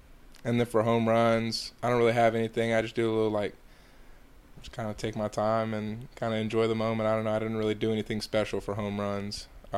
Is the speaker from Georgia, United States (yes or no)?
yes; Georgia, United States; I'm from Georgia, but I don't think I have a Southern accent at all.